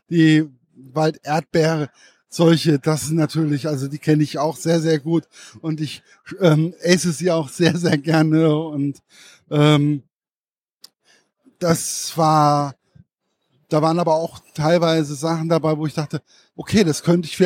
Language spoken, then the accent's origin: German; Hesse, Germany; Was ich auch sehr interessant fand als Hesse